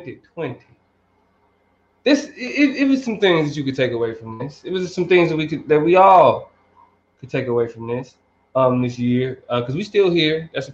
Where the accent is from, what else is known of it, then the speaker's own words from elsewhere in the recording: Kansas City, Missouri, United States; I grew up, I'm from Kansas City, 50 fucking years.